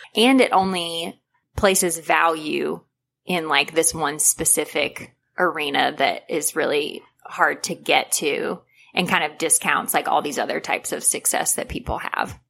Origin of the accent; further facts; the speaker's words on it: United States; growing up in America